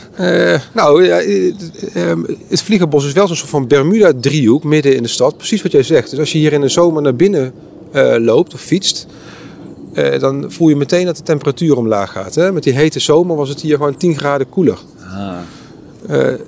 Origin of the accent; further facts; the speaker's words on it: Eindhoven, North Brabant, Netherlands; ik kom zelf uit Eindhoven